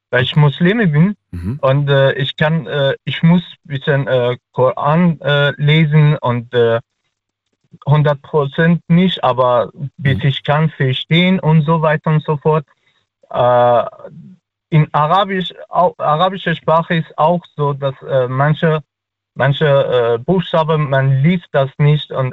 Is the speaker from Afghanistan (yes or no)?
yes; Afghanistan; first language Dari; German is a second language; Äh, tatsächlich, ich kann äh, nur meine Muttersprache Dari. Ich komme aus Afghanistan mhm. und wir sprechen Dari oder am besten soll ich sagen Persisch.